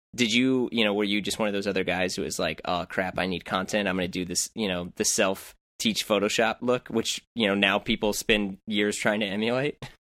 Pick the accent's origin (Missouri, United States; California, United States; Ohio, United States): Missouri, United States; St. Louis; I'm from St. Louis, which is not too far